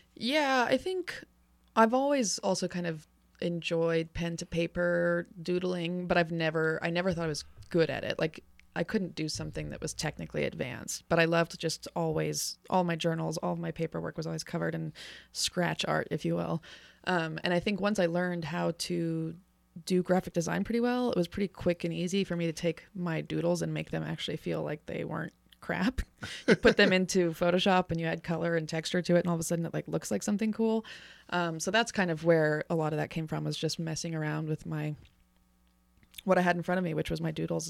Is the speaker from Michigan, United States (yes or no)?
no; Reno, Nevada, United States; I'm from here. I'm a Reno native, born and raised